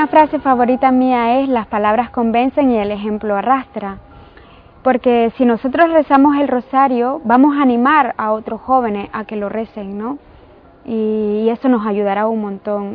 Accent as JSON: {"language": "Spanish", "country": "Nicaragua", "said": "soy nicaragüense"}